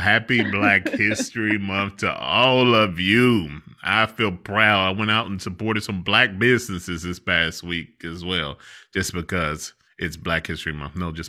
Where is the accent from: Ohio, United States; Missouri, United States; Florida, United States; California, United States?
Ohio, United States; Cincinnati; moved away; Cincinnati, my hometown